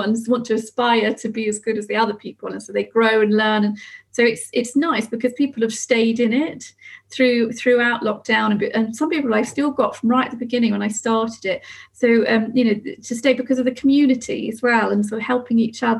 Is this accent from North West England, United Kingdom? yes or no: no; Somerset, South West England, United Kingdom; I come from Somerset. So I moved back to Somerset thinking I'll set up the business